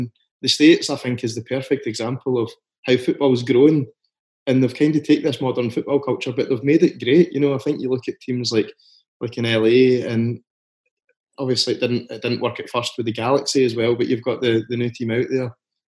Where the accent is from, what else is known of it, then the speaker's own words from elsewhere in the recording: Scotland, United Kingdom; we're in Scotland here